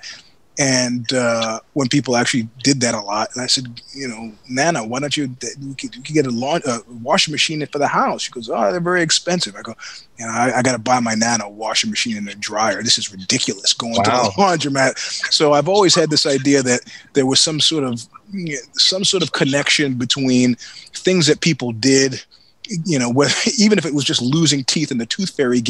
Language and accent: English; New York, United States; moved away as an adult; also born or lived in Stanford, California; as a New Yorker